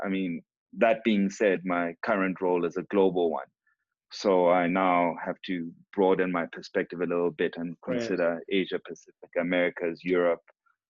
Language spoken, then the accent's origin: English; Lesotho; my brother and I were raised in Lesotho. We, of all intents and purposes, identify as Basotho, although he has moved back to Sweden. We did all our primary school and high schooling there.